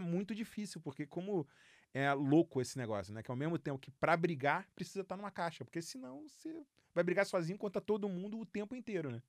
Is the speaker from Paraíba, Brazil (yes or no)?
no; Rio de Janeiro, Brazil; moved away; eu sou carioca, flamenguista